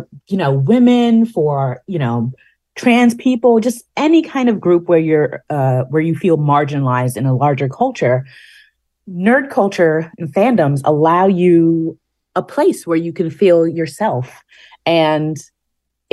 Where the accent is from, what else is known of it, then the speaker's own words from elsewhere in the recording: New York, United States; being a New Yorker